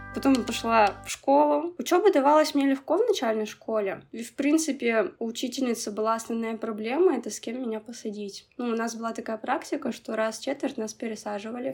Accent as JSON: {"language": "Russian", "town": "Nizhnevartovsk", "region": "Khanty-Mansi Autonomous Okrug", "country": "Russia", "tie": "born or raised there", "said": "Я родилась в Нижневартовске"}